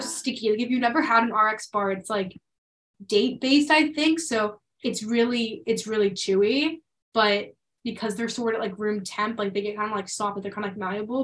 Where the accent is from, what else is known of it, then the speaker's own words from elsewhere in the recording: Pennsylvania, United States; moved away; in my hometown, so in Pennsylvania